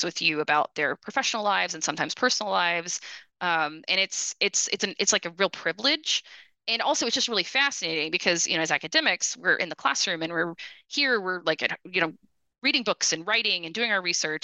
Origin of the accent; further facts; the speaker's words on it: United States; also born or lived in Austin, Texas / Detroit, Michigan / Brazil; now in Dallas, United States; as an American